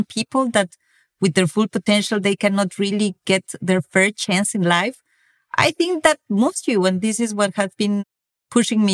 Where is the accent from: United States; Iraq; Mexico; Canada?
Mexico; moved away as an adult; now in France; I come from Mexico, where inequality is really everywhere. And when I moved to France 15 years ago